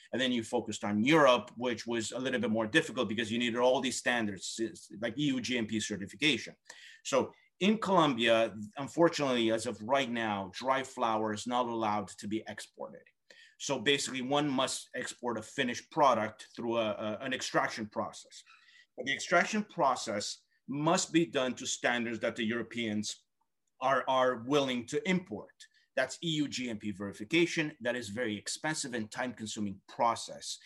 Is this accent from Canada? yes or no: yes; Canada; as a Canadian